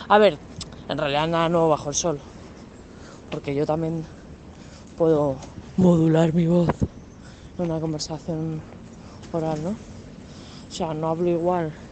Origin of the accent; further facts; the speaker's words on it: Cantabria, Spain; born there; Tampoco soy cántabra, nací en Cantabria, pero no soy cántabra, tampoco soy madrileña.